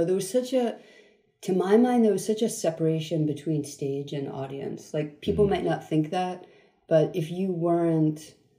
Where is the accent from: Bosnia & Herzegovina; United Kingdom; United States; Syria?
United States; also born or lived in Queens, New York / Long Island, New York / New Jersey / Germany; So I was born in Queens. Right. And moved at 5 to Long Island and then New Jersey.